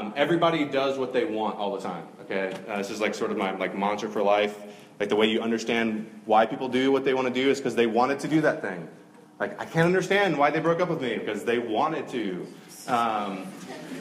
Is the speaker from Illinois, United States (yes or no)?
no; Georgia, United States; now in North Carolina, United States; I'm not from North Carolina. I'm from Georgia